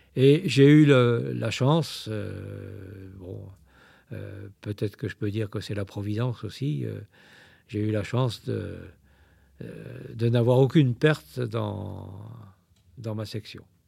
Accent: Saint-Malo, Brittany, France; Je suis originaire de Saint-Malo

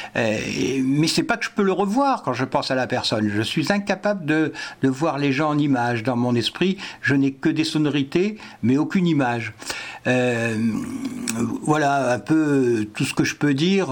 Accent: Paris, Île-de-France, France; moved away as an adult; je suis né à Paris pourtant et j'ai vécu 25 ans à Paris pour mon travail

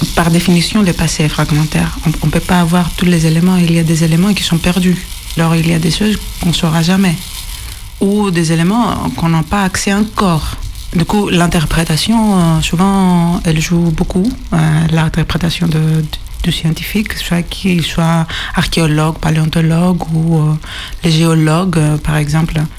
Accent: Greece; accent: Greek; French is a second language; mon accent est grec

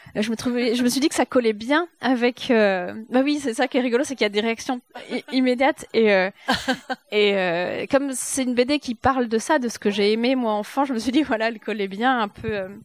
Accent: Jura, Bourgogne-Franche-Comté, France; moved away as an adult; also born or lived in Épinal; quand on a grandi dans le Jura

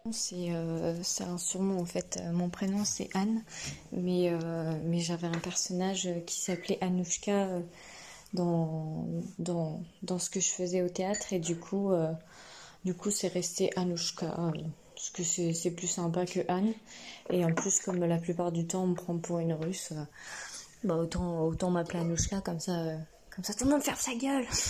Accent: Burgundy, Bourgogne-Franche-Comté, France; moved away; also born or lived in Paris region; Je dis bah, De Bourgogne

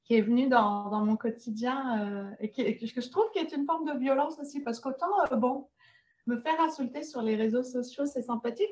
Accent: France; moved away as an adult; also born or lived in Montreal, Canada / Nice, France; je suis française d'origine

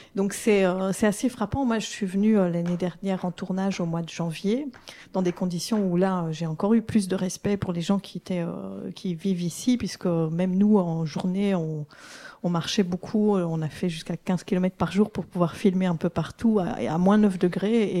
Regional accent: Belgium; en tant que Belge

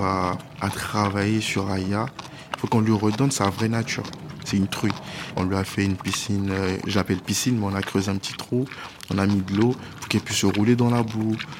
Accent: Abidjan, Côte d’Ivoire; now in France; Je suis né euh, en France et j'ai grandi en Côte d'Ivoire. Donc euh, à Abidjan, on avait une grande maison

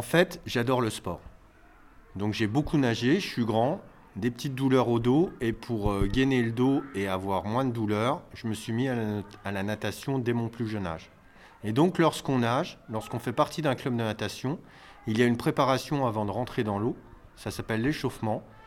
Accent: Neuchâtel, Grand Est, France; also born or lived in Épinal / Nancy; j'ai fait mes études à Neuchâtel, puisque je suis originaire de Neuchâtel

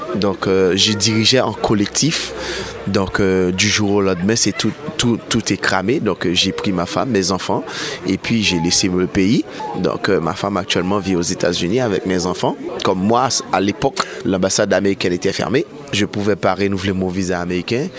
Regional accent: Haiti; moved away as an adult; now in Paris, France; je suis de nationalité haïtienne. Donc euh, ça fait 5 ans que je vis à Paris.

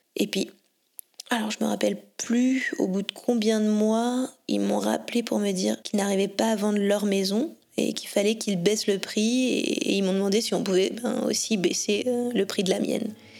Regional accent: Ouroux, Auvergne-Rhône-Alpes, France; also born or lived in Lyon; je suis native d'Ourou, dans le Rhône, donc euh, c'est pas très loin d'ici.

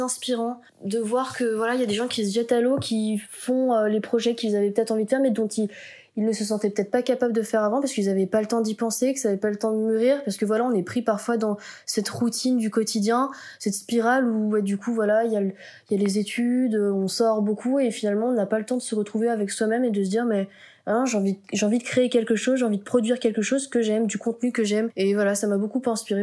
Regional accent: France; accent: French; also born or lived in Buenos Aires, Argentina; avec notre accent français

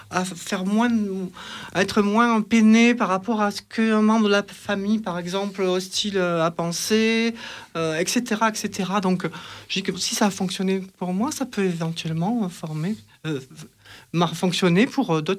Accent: Marseille, Provence-Alpes-Côte d'Azur, France; born there; accent: chantant; Donc, je suis née euh, sur Marseille. Donc parfois ça ressort un petit peu, c'est chantant comme on dit.

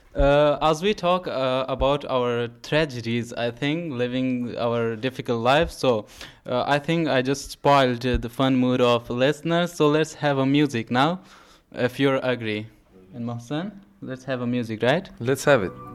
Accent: Afghanistan; English is a second language; now in Greece; from Afghanistan, and we are living in Greece

